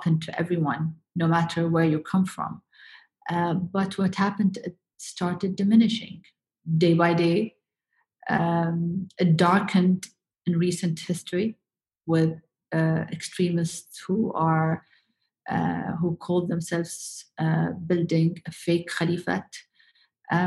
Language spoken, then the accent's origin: English; Abu Dhabi, United Arab Emirates; my hometown in Abu Dhabi